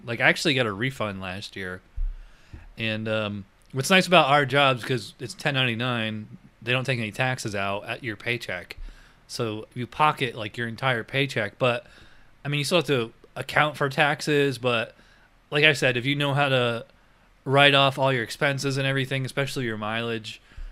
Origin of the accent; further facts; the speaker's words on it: upstate New York, United States; moved away as an adult; also born or lived in Virginia; now in Florida, United States; I'm from upstate New York